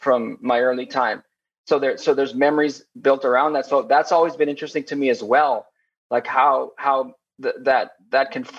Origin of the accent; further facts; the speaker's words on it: Laredo, Texas, United States; now in Austin, United States; I grew up in Laredo. It's Laredo, Texas.